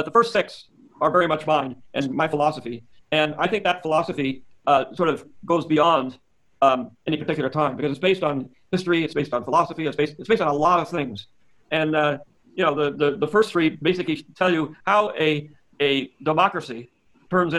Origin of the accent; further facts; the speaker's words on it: San Francisco, California, United States; I'm from California. I'm from San Francisco